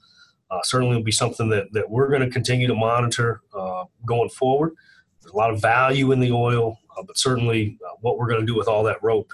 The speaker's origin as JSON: {"language": "English", "region": "Kentucky", "country": "United States", "said": "I'm from Kentucky."}